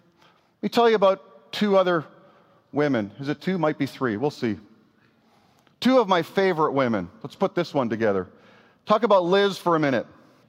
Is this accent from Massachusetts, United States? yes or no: no; Missouri, United States; also born or lived in Canada; my home state of Missouri